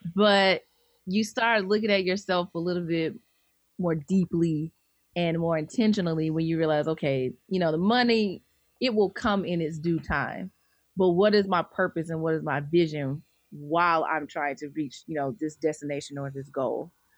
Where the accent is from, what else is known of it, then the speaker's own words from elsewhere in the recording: Birmingham, Alabama, United States; moved away as an adult; now in Atlanta, United States; I'm originally from Birmingham, Alabama